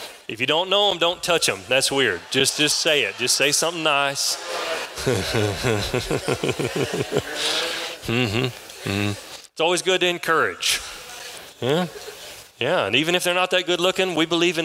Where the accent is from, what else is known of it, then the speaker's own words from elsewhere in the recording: San Angelo, Texas, United States; now in Kyle, United States; I was raised here in San Angelo. I live now south of Austin in a town called Kyle. But I was raised in San Angelo, moved here when I was 10 years old. I left when I was 21